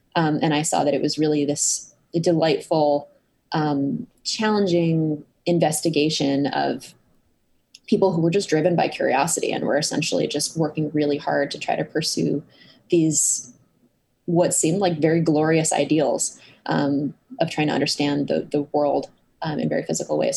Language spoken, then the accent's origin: English; Cambridge, Massachusetts, United States; also born or lived in Boston, Massachusetts; I grew up in Cambridge, Massachusetts, not the one in the UK, but the one in the US